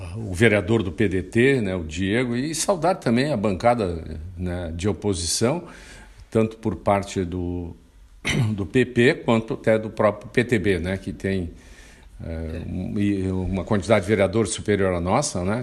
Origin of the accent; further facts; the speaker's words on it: Santo Antônio da Patrulha, Rio Grande do Sul, Brazil; a vida no campo, é, onde eu nasci